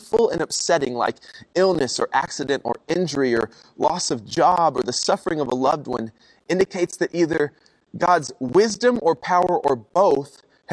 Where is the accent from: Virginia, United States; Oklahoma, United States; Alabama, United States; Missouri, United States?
Oklahoma, United States; I'm from Oklahoma